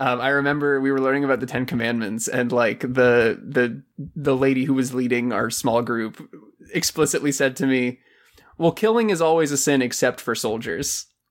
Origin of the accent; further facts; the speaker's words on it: Silver Springs, Florida, United States; in my hometown, we had a, a water park next to Silver Springs, Florida